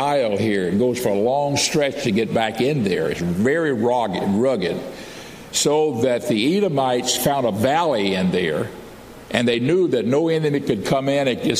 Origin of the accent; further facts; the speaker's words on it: United States; I'm an American. I grew up here as a boy